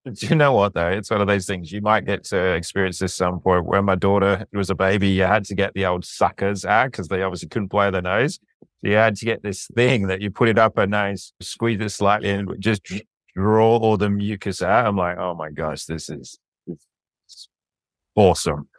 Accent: England, United Kingdom; moved away; I'm an Englishman

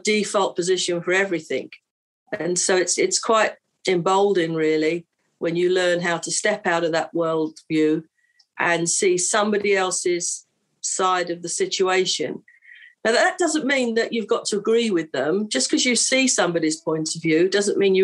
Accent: London, United Kingdom; I'm from London and I'm a hostage negotiator.

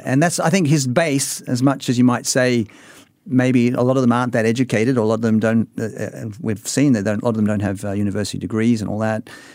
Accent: Sydney, New South Wales, Australia; now in Singapore; I'm from Sydney

